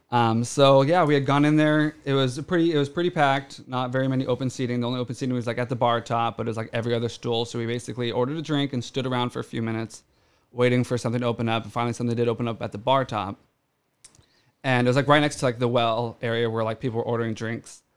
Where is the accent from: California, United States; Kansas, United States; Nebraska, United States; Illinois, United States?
California, United States; Orange County; growing up in Orange County